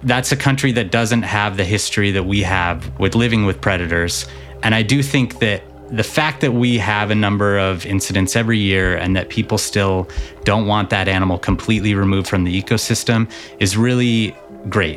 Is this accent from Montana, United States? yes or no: yes; Montana, United States; I'm from Montana. I grew up in Montana.